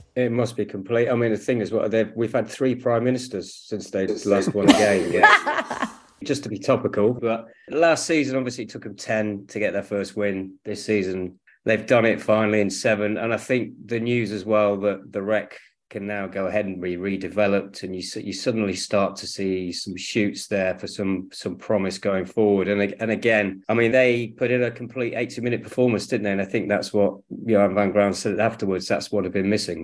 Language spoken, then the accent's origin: English; Kingsbridge, South West England, United Kingdom; moved away; also born or lived in Manchester; I've come back to the place that I grew up down in Devon, Kingsbridge